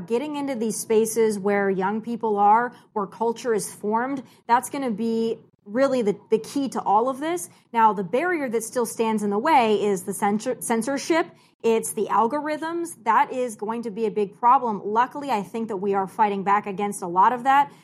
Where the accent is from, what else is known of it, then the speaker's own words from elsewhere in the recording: South Dakota, United States; moved away; also born or lived in California; I'm born and raised in South Dakota.